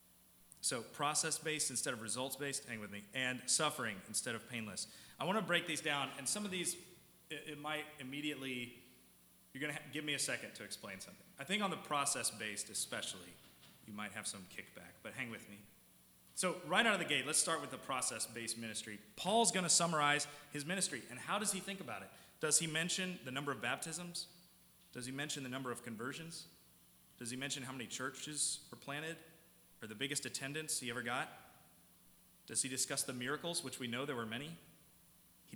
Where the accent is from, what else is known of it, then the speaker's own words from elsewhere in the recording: South Carolina, United States; moved away; When I was back in South Carolina, I'm from South Carolina.